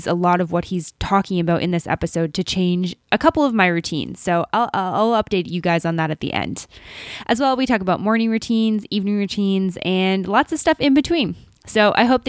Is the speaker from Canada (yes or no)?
yes; Canada; almost as Canadian as me